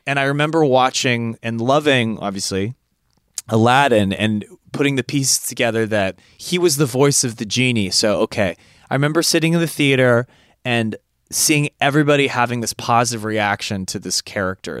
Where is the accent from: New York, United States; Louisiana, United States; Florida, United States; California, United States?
California, United States; I'm from California